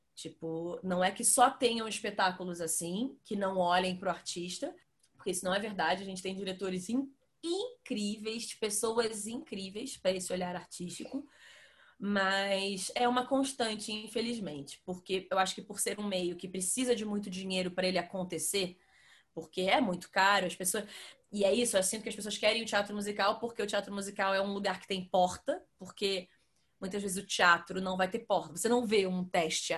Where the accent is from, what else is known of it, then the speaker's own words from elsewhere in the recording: Rio de Janeiro, Brazil; moved away as an adult; now in São Paulo, Brazil; eu sou do Rio